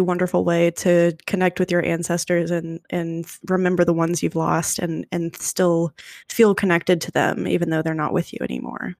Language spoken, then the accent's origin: English; United States; my limited view as an American, and maybe that's just how I was raised